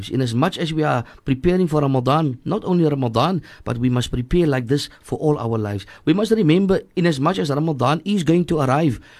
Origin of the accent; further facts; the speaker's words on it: Cape Town, Western Cape, South Africa; also born or lived in District Six, Cape Town; I grew up in in Hanover Park. We were thrown out of District Six at a very early age, so we were thrown into Hanover Park.